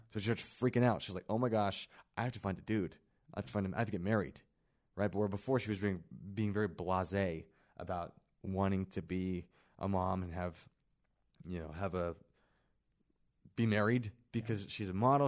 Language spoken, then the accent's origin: English; Kansas City, Missouri, United States; now in Utah, United States; I grew up in Kansas City where a lot of my friends were Tongans, black guys.